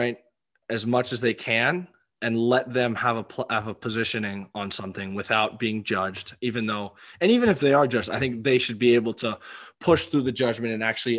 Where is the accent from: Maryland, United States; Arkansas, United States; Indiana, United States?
Maryland, United States; I'm from Maryland